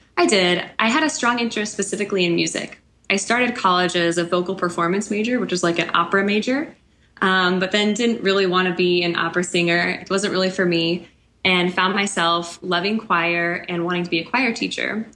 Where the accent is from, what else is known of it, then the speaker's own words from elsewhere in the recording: Kansas City, United States; moved away as an adult; also born or lived in central Illinois; now in outside Chicago, United States; I grew up in Kansas City, but was teaching in central Illinois, and now I'm living outside Chicago